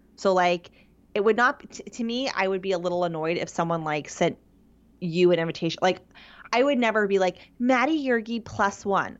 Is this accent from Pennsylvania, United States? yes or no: yes; Pittsburgh, Pennsylvania, United States; moved away; I am from the Pittsburgh area